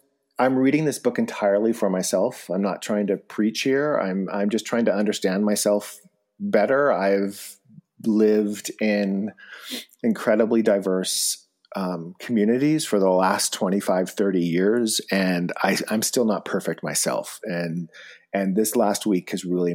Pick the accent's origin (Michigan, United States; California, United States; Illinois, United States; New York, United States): California, United States; Bishop; moved away; I grew up in Bishop